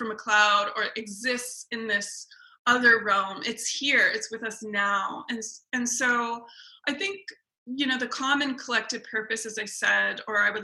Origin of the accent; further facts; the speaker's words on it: Tongva and Chumash lands, California, United States; also born or lived in England / Scandinavia; the Tongva and the Chumash people, specifically in the area where I come from